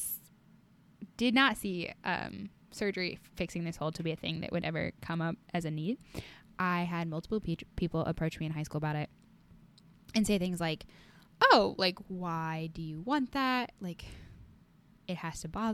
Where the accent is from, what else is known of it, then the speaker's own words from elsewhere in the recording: Iowa, United States; I am from Iowa